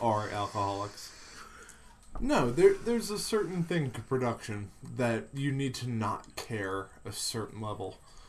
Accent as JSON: {"language": "English", "country": "United States", "said": "we're American"}